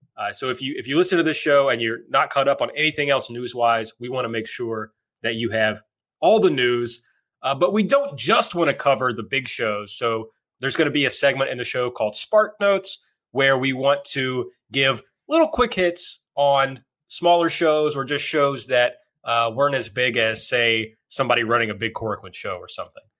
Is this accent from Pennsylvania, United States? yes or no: no; rural Kentucky, United States; now in Louisville, United States; I'm from the very rural part of Kentucky originally